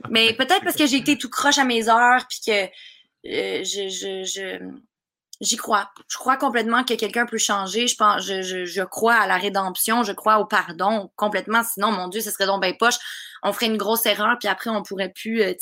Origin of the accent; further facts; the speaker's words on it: Russia; accent: Russian; French is a second language; avec mon accent russe.